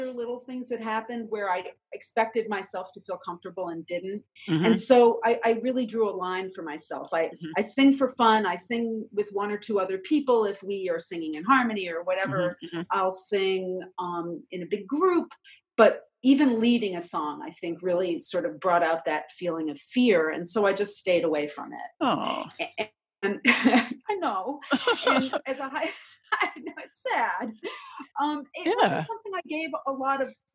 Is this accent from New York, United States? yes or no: yes; New York City, New York, United States; I grew up in New York City